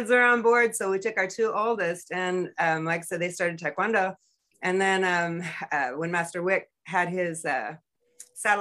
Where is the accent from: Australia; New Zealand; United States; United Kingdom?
United States; California; moved away as an adult; now in Two Rivers, Alaska, United States; I grew up in California